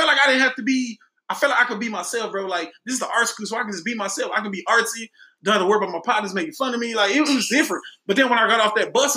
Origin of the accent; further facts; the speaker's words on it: Dallas, Texas, United States; I grew up on Keystone Polk. I grew up in the hood